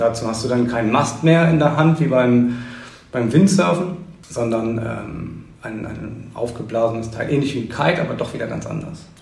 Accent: St. Peter-Ording, Schleswig-Holstein, Germany; also born or lived in Husum; Ich bin tatsächlich ein, ein echter Einheimischer. Ich bin geboren in Husum und mein Leben eigentlich hier auf, auf Eiderstedt und St. Peter-Ording verbracht

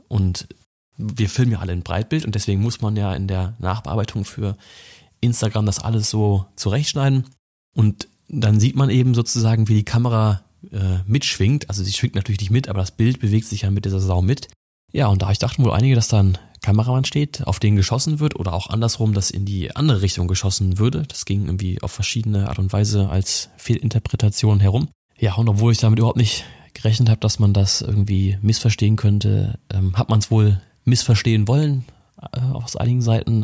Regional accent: Rhineland, Germany; Ich bin ja gebürtiger Rheinländer, an Weiber fast noch geboren

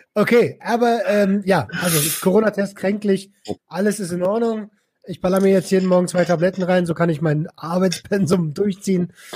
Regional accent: Berlin, Germany; ich habe früher als Jugendlicher in Berlin

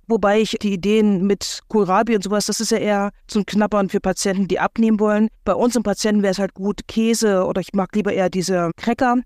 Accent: Thuringia, Germany; bei uns in Thüringen

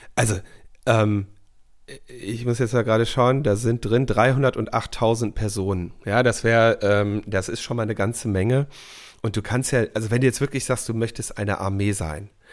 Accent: Berlin, Germany; wir als Berliner

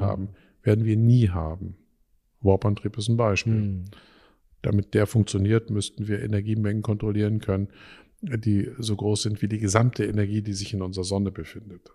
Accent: Dortmund, North Rhine-Westphalia, Germany; moved away; ich komme ursprünglich aus Dortmund

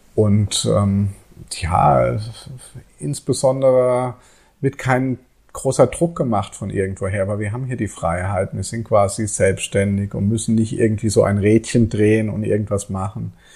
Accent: Germany; moved away as an adult; now in Bali, Indonesia; bei uns in Deutschland

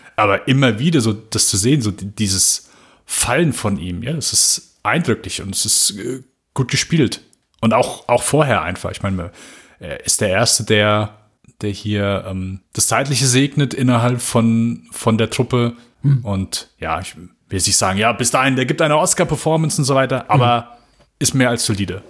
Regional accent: Germany; bei uns in Deutschland

